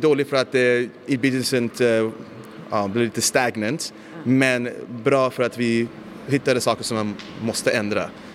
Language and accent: Swedish; United States; now in Stockholm, Sweden; Jag växte upp i USA, så jag spelade mycket amerikansk fotboll, brottning och sånt